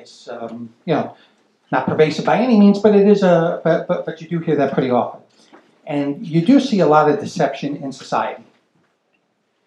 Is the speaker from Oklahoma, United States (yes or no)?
no; New York, United States; I'm a New Yorker